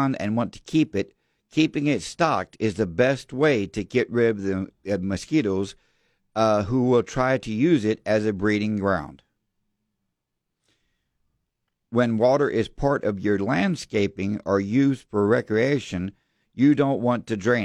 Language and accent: English; Devine, Texas, United States; we were growing up in Devine